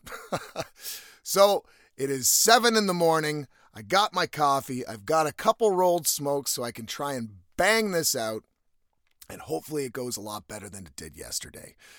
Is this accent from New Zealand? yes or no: no; East Coast of Canada, Canada; now in West Coast, Canada; I'm from the East Coast, so the winter does get pretty fucking cold